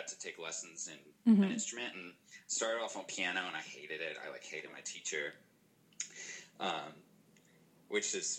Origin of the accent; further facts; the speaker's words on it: Oklahoma, United States; I'm from Oklahoma.